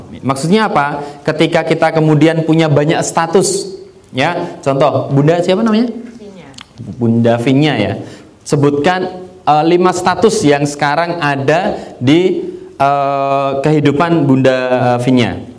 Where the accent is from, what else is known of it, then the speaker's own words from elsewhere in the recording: Yogyakarta, Special Region of Yogyakarta, Indonesia; Saya asli Jogja, ya kan?